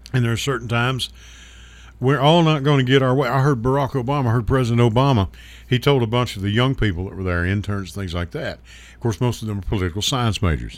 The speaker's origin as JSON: {"language": "English", "area": "Hopkins County / Muhlenberg County", "region": "Kentucky", "country": "United States", "moved": "yes", "lives_now": "Murfreesboro, United States", "said": "We were from Hopkins County, Mule, Muhlenberg in Hopkins County."}